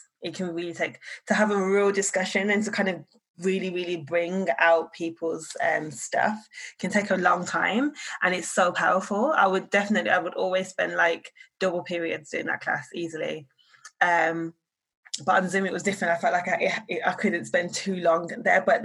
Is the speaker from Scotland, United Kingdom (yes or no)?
no; Birmingham, West Midlands, United Kingdom; now in London, United Kingdom; I'm from Birmingham